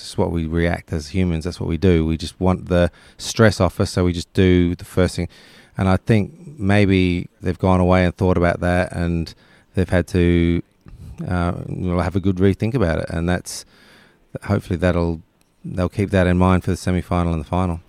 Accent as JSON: {"language": "English", "town": "Perth", "region": "Western Australia", "country": "Australia", "tie": "born or raised there", "also_born_or_lived": "England", "moved": "yes", "said": "who I grew up with in Perth"}